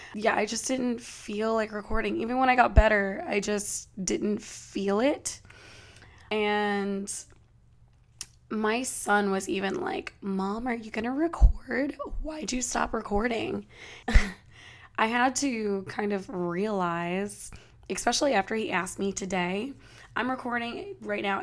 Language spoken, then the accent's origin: English; California, United States; I am of course from California